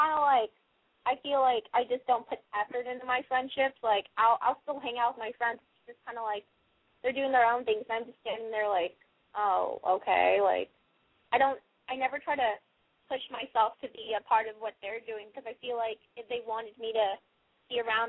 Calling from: Los Angeles, California, United States; I'm 17. I live in L.A.

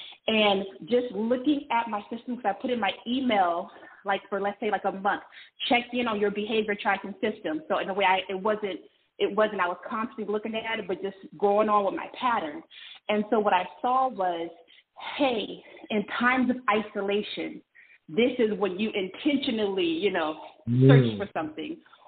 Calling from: California, United States; I'm calling from California.

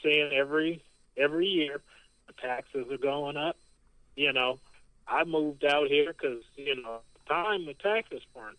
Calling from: Indiana, United States; from Indiana.

